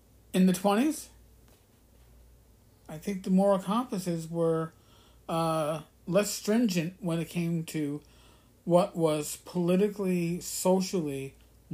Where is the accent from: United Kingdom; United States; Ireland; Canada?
United States; the North, Northern United States; as a Northerner